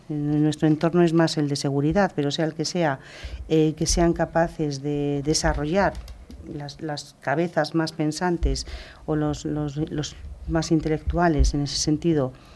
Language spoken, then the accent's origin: Spanish; Castile and León, Spain; nací en León